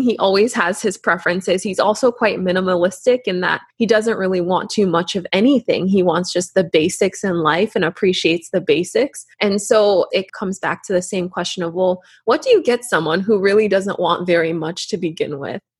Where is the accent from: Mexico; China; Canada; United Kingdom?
Canada; growing up in Canada, our parents would constantly remind us